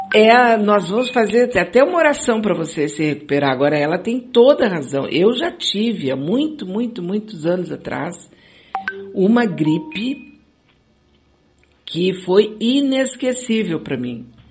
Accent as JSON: {"language": "Portuguese", "region": "Rio de Janeiro", "country": "Brazil", "said": "sou do Rio"}